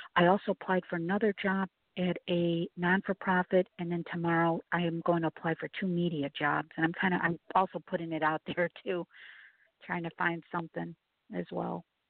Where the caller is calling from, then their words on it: Chicago, Illinois, United States; I'm calling from Chicago.